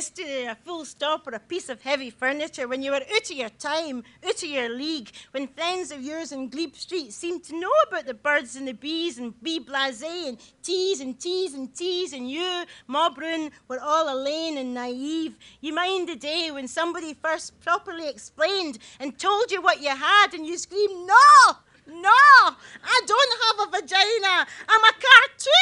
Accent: Bishopbriggs, Scotland, United Kingdom; also born or lived in Glasgow; the Fort Theatre in Bishop Riggs, where I grew up

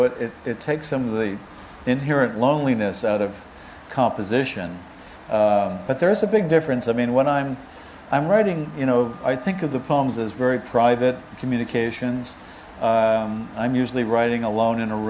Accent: United States; as an American

